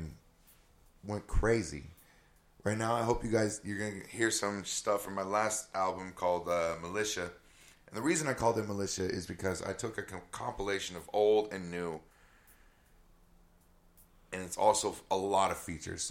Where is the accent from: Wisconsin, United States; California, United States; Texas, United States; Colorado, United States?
California, United States; I'm from California